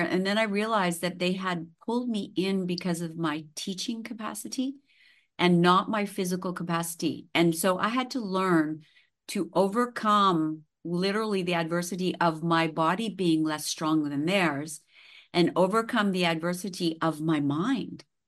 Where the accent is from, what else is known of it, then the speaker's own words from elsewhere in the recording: Saskatchewan, Canada; now in Nice, France; I grew up in the prairies, so I grew, I was born in Saskatchewan.